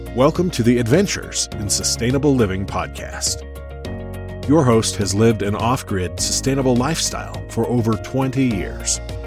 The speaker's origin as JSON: {"language": "English", "country": "United States", "tie": "born or raised there", "also_born_or_lived": "Rising Fawn, Georgia / Trenton, Georgia", "said": "when I was a kid growing up in Tennessee and Georgia"}